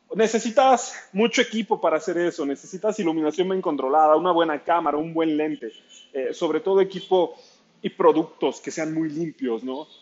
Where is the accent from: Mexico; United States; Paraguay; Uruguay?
Mexico; Ciudad Nezahualcóyotl, State of Mexico; soy fotógrafo de Ciudad Nezahualcóyotl, al oriente de la Ciudad de México.